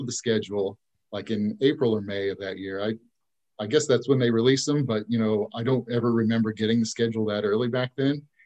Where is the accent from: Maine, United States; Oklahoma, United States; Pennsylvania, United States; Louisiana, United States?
Oklahoma, United States; Tulsa; also born or lived in Ada, Oklahoma; I grew up in, I was born in Ada, but I grew up in Tulsa